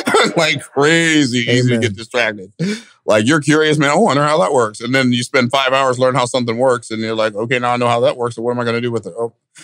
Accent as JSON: {"language": "English", "town": "Tampa", "region": "Florida", "country": "United States", "tie": "born or raised there", "said": "So I was born in Tampa. We're in Clearwater, which is right across the bridge from Tampa. I was born in Tampa, May 14th, 1961."}